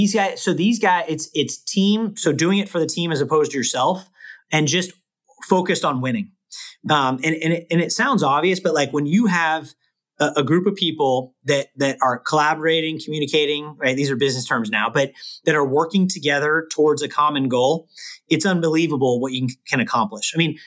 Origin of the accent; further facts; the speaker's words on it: Bay Area, California, United States; also born or lived in Los Angeles; I grew up in the Bay Area. I've been a Warrior. I've lived in the Bay Area my whole life except college.